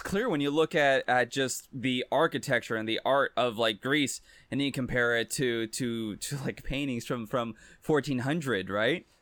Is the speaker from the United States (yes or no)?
no; Brazil; now in Canada; where I was born in Brazil